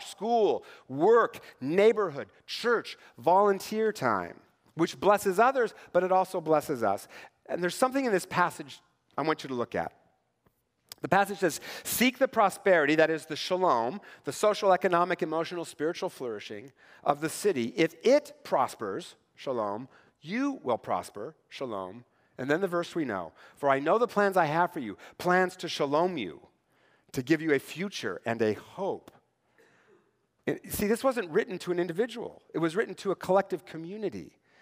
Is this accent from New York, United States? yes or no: no; Tri-Cities, Washington, United States; Growing up in the Tri-Cities